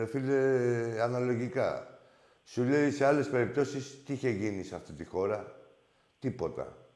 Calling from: Larissa, Thessaly, Greece; από τη Λάρισα.

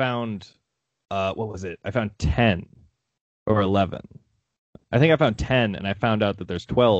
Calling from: Austin, Texas, United States; I'm calling in from Austin here

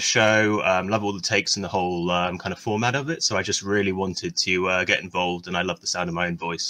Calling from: United Kingdom; I'm calling from the UK.

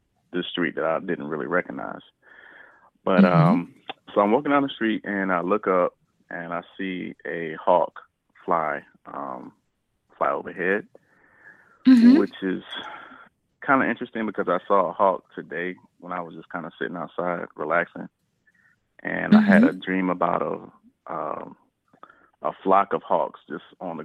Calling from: South Carolina, United States; calling from South Carolina.

